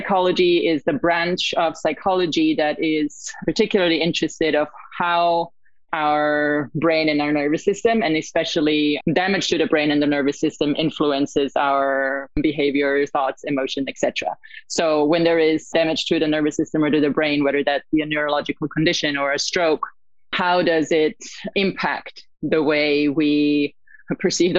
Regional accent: Italy; moved away as an adult; also born or lived in Australia; now in United States; I was born and raised in Italy

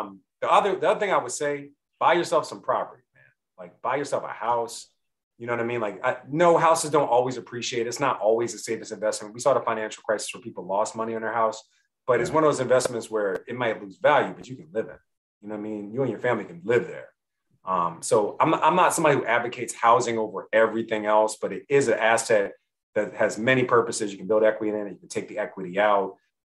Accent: Philadelphia, Pennsylvania, United States; I'm from Philly, man. So like, start there.

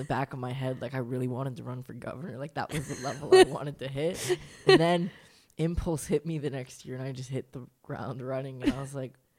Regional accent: California, United States; I was 22. My thing was like, you know, I was born and raised in California.

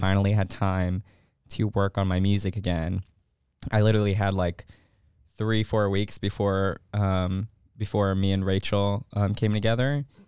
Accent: Chicago, Illinois, United States; moved away as an adult; now in Augusta, United States; I am from Chicago. Um, not born there, but Chicago, Chicago, excuse me, is home

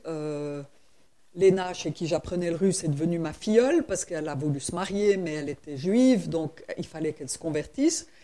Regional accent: Switzerland; je suis suisse

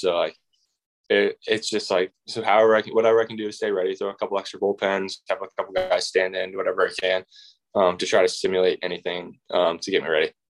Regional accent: Indianapolis, Indiana, United States; I'm from Indianapolis

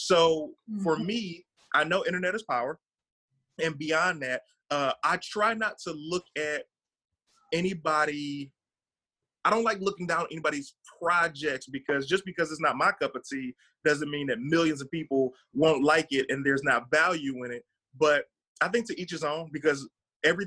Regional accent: Detroit, Michigan, United States; moved away as an adult; now in Los Angeles, United States; I'm from Detroit

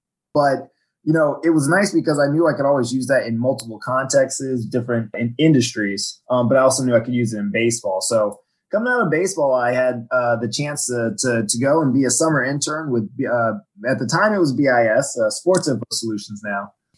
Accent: Virginia, United States; also born or lived in Washington, D.C.; I'm from Washington, D.C. originally. I grew up on the Virginia side in Fairfax County. I moved around a lot as a kid. I was an Army brat, but that's where I spent most of my schooling years.

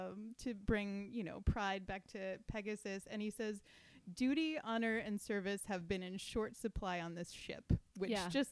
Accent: United States; I think I speak for all Americans.

